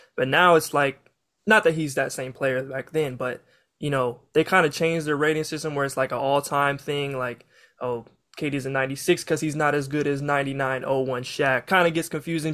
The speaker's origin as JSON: {"language": "English", "region": "Kansas", "country": "United States", "said": "I'm from Kansas"}